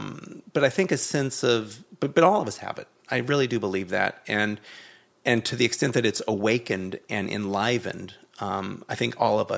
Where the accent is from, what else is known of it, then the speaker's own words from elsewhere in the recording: Los Angeles, California, United States; my folks are still in the same house I grew up in the Hollywood Hills.